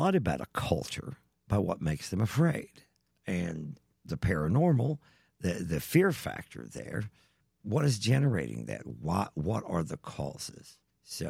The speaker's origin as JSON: {"language": "English", "region": "Eastern Kentucky", "country": "United States", "said": "I'm from Eastern Kentucky"}